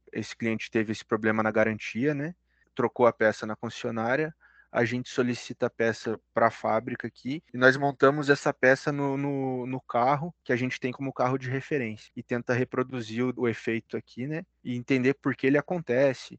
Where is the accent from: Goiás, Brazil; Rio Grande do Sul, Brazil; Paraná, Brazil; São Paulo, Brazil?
Paraná, Brazil; Curitiba; also born or lived in Ponta Grossa; minha naturalidade é de Curitiba mesmo, sou da região aqui do Paraná.